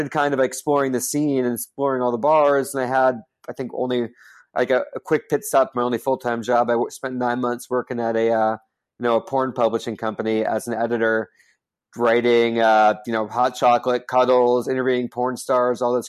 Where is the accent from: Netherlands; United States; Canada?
United States; Dayton, Ohio; I grew up in Dayton, Ohio